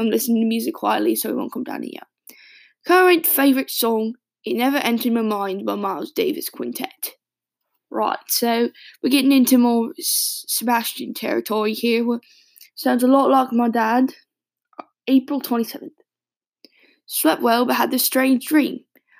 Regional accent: England, United Kingdom; now in Boston, United States; I live in Boston, Mass, but I'm originally English, or at least my mum was.

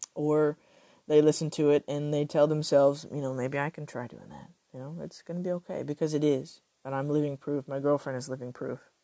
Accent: Texas, United States; I I am Texan

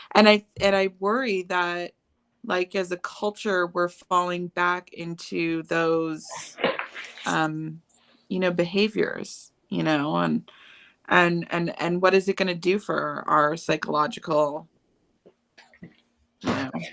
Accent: Chicago, Illinois, United States; moved away as an adult; now in California, United States; I grew up in Chicago, and it's a totally different culture there

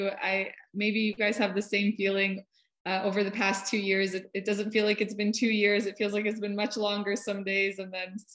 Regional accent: Russia; now in United States; my parents and I immigrated from Russia. So I, I speak a little bit of Russian. It's enough to get

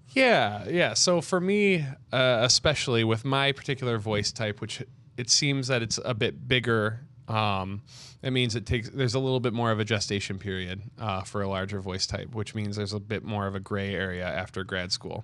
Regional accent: Rochester, Michigan, United States; moved away; I grew up in Rochester, Michigan, just north of Detroit.

